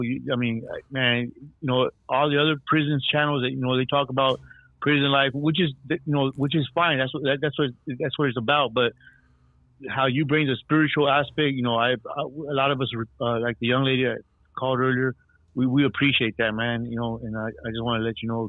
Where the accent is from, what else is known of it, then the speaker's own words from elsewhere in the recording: Texas, United States; now in Needles, United States; I was from Thongo Blast in Texas. And but now I live here in Needles, California.